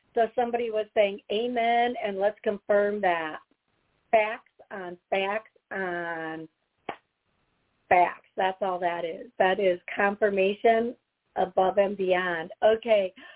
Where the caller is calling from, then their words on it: Chicago, Illinois, United States; I'm calling from Chicago